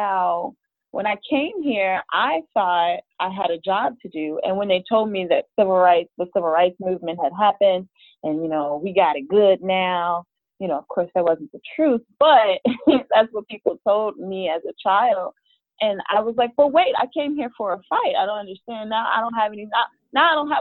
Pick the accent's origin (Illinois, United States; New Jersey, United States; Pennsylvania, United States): Illinois, United States; Chicago; I'm from Chicago. I've lived all over the city, worked all over the city, even lived in some of the suburbs at one point